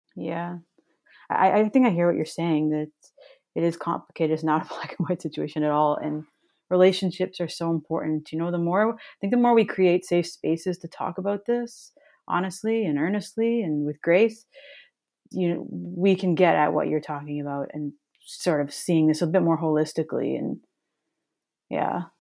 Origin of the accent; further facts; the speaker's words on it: Toronto, Ontario, Canada; moved away as an adult; also born or lived in Montreal; now in Thunder Bay, Canada; I grew up in Toronto, downtown, and I was there until about eighteen, and then I lived in Montreal for a few years